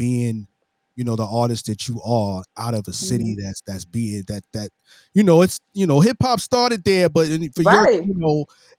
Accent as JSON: {"language": "English", "town": "New York City", "region": "New York", "country": "United States", "said": "when I get back to New York, I'm from Brooklyn"}